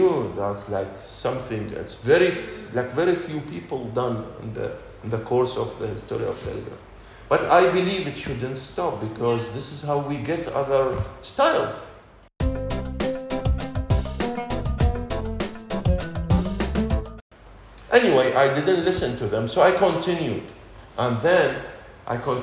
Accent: Iraq; moved away as an adult; now in Dubai, United Arab Emirates; When I left Iraq, Dubai, that was the first time I leave my home country

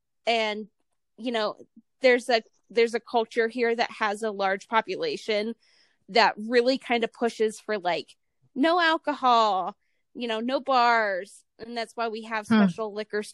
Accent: Ohio, United States; moved away; also born or lived in Nevada / Utah; I'm from Ohio originally

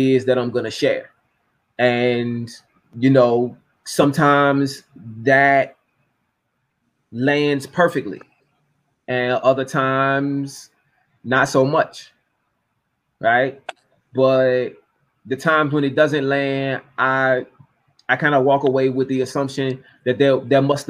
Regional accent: Norfolk, Virginia, United States; my hometown, in Norfolk, Virginia

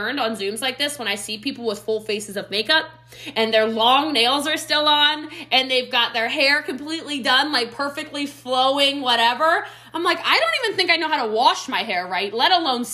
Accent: Middletown, Maryland, United States; now in Frisco, United States; I'm from Frederick County, Maryland

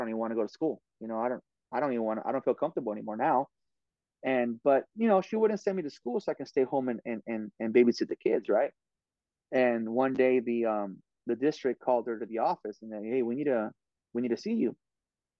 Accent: Oxnard, California, United States; I went to every single school there was in Oxnard, you know, and I'm from Oxnard

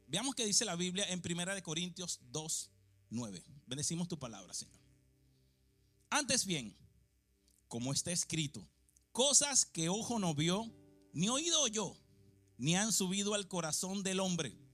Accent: Venezuela; moved away; yo nací en un barrio en Venezuela

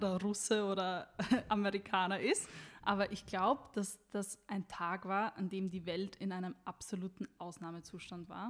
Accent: Styria, Austria; ich komme ja wie du aus der Steiermark

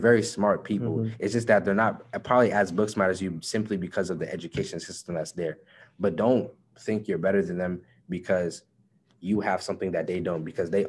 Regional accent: United States; simply because I was born in America.

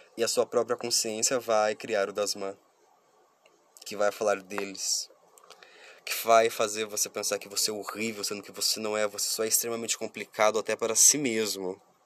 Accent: Curitiba, Paraná, Brazil; eu sou de Curitiba

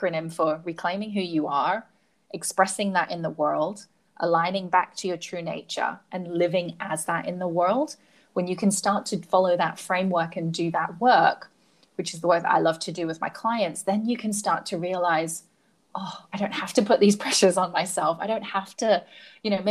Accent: Hong Kong; And I grew up in Hong Kong, so it's tall, shiny buildings and real estate

